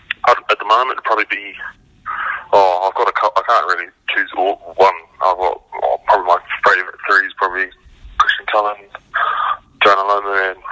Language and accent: English; Wellington, New Zealand; I grew up in Wellington